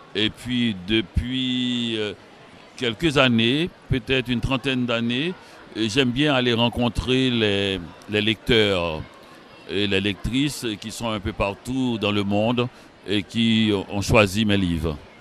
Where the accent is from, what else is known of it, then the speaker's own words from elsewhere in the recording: Haiti; now in Montreal, Canada; Je suis né en Haïti. Je vis à Montréal